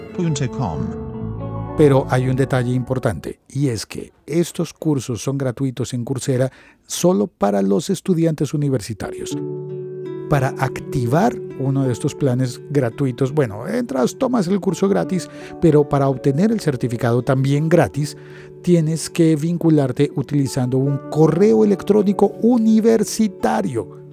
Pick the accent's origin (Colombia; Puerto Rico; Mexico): Colombia; en mi país, en Colombia